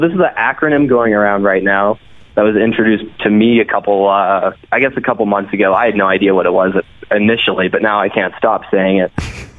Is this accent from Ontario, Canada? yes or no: yes; North Bay, Ontario, Canada; now in Calgary, Canada; So I grew up in North Bay when I first started getting into hockey.